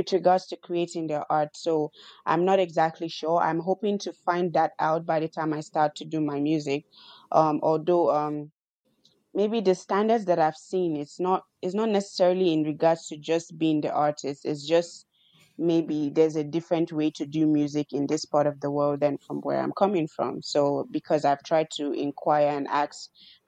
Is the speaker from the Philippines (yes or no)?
no; Nigeria; moved away; I'm a Nigerian